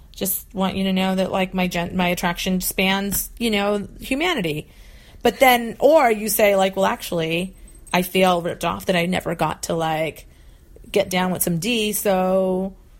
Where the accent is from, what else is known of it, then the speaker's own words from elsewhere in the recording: New England, United States; moved away as an adult; also born or lived in Arizona; I moved from New England where I'd lived my whole life to Arizona